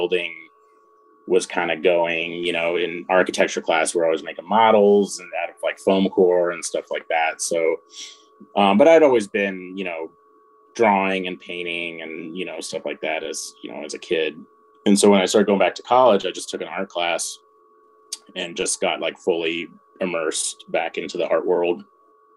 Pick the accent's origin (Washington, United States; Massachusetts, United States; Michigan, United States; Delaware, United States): Washington, United States; Spokane; moved away as an adult; also born or lived in Seattle, Washington / Chicago, Illinois; now in Indianapolis, United States; I'm from the West Coast. So I grew up in Washington State. So I grew up in Eastern Washington, in Spokane